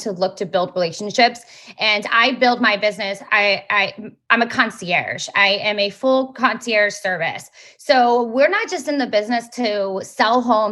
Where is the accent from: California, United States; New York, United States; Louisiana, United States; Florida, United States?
Florida, United States; South; I've been born and raised in South Florida. I'm in Fort Lauderdale